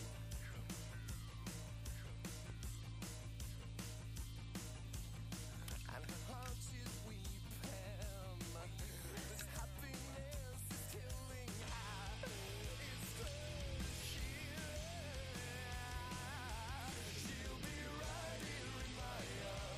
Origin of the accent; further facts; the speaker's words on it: United States; I'm American.